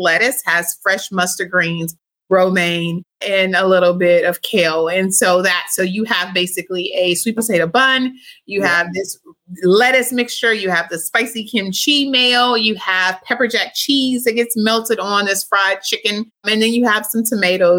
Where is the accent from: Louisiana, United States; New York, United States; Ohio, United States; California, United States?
Louisiana, United States; now in Dallas, United States; I'm from Louisiana, my family.